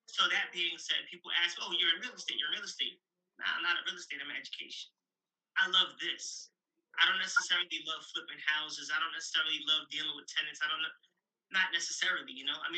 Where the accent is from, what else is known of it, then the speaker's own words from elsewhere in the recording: New York, United States; Remember, I'm from New York, so most of them get jobs.